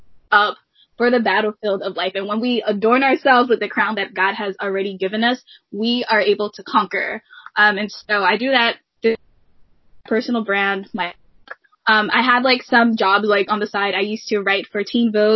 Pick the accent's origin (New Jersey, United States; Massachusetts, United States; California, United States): New Jersey, United States; I was born and raised in New Jersey